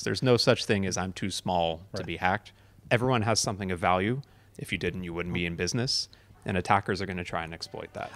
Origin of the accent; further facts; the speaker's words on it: United States; So I'm obviously American